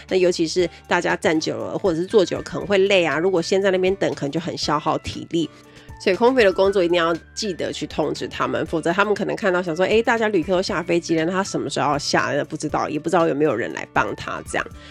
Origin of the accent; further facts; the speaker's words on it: Kaohsiung, Taiwan; 我们都是高雄人